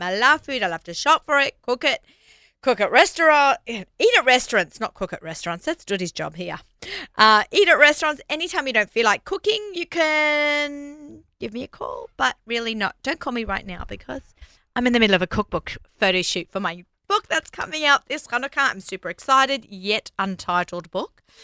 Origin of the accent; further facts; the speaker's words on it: Australia; moved away; I'm Australian